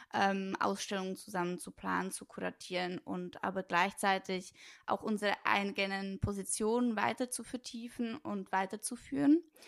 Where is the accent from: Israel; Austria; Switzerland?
Switzerland; moved away as an adult; also born or lived in Brno, Czech Republic / Lucerne, Switzerland / Bern, Switzerland; now in Berlin, Germany; in Brünn geboren ähm, bin dort auch eine Zeit lang zur Schule gegangen, aufgewachsen, in den Kindergarten gegangen und mit sechs, sieben Jahren ähm, hat dann mein Stiefvater einen neuen Job gefunden in der Schweiz und deswegen sind wir dann mit meiner Mutter und mein, mit meinem Stiefvater, mit meiner kleinen Schwester dann in die Schweiz gezogen. Und ähm, genau dort habe ich die meiste Zeit meine